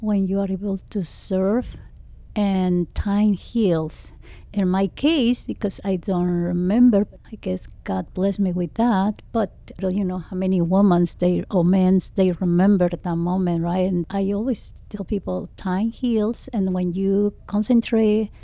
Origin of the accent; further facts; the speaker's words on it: Mexico; English is a second language; now in United States; I'm coming from Mexico